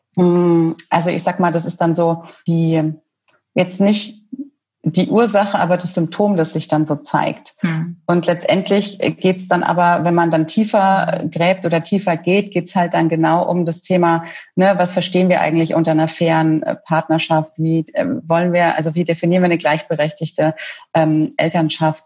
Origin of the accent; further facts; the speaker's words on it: Franconia, Bavaria, Germany; now in Munich, Germany; Ich bin gebürtige Fränkin, ähm, mittlerweile Wahlmünchnerin